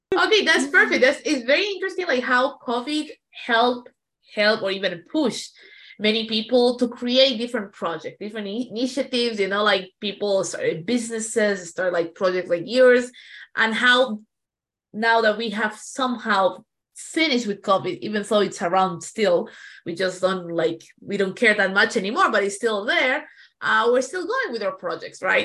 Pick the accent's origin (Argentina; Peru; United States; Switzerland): Peru; moved away; I come from Peru where driving it's like an adventure